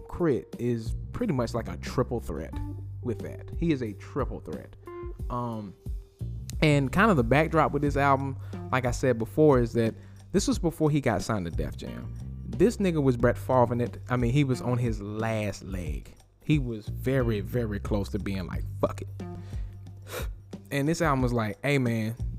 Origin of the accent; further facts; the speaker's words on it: North Carolina, United States; I am from North Carolina.